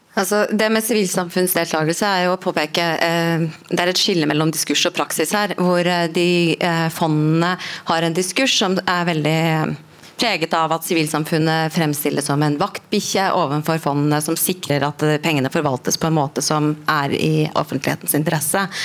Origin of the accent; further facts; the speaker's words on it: Norway; vi som, som nordmenn